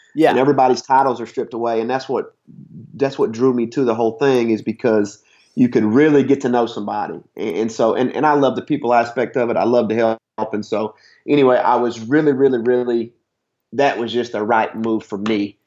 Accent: Harlan County, Kentucky, United States; moved away as an adult; also born or lived in Rhode Island / Houston, Texas / Western Washington; now in Washington, United States; I'm from Harlan County, Kentucky, southeast Kentucky. Uh, just mountains and coal mines, and uh, you know that's the Bible Belt.

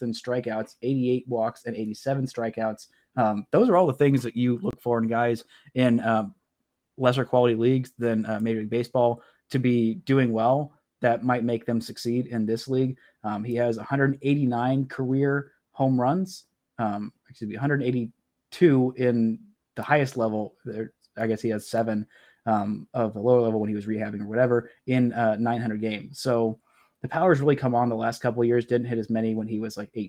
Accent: Clayton Kershaw's hometown, Texas, United States; he is from my hometown. Like, he grew up and went to the same high school that my mom went to and her parents went

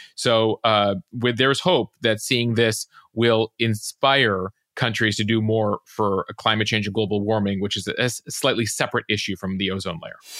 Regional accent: Chicago, Illinois, United States; I'm from Chicago

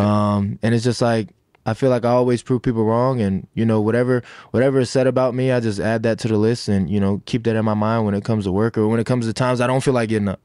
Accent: Sanford, Florida, United States; that's the city I'm from. That's the city where I feel like I was made to be the man I am today

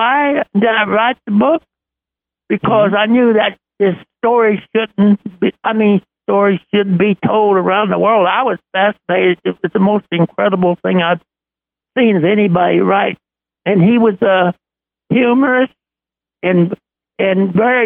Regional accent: Texas, United States; I'm from Texas

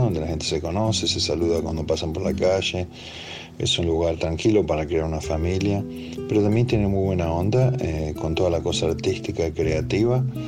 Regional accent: Buenos Aires, Argentina; moved away as an adult; now in Nashville, United States; soy de Balvanera, de Buenos Aires. Me crié ahí en el 11

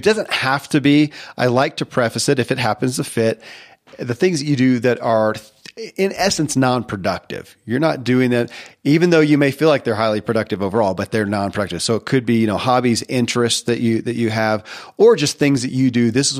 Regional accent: the South, United States; And when I was a kid growing up in the Bible Belt of the South, it was D&D, you're going to go to hell.

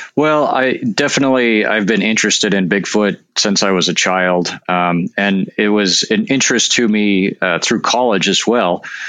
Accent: North Dakota, United States; moved away; I'm actually from North Dakota

